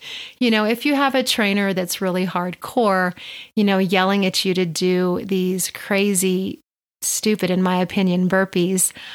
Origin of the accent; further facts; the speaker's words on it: Albuquerque, New Mexico, United States; I do own a private personal training studio here in Albuquerque, my hometown